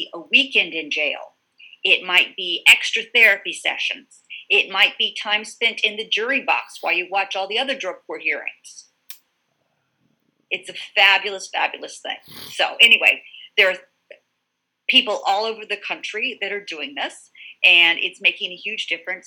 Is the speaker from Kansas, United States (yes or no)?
no; Virginia Beach, Virginia, United States; moved away as an adult; also born or lived in Philadelphia; now in Delaware, United States; I grew up in Virginia Beach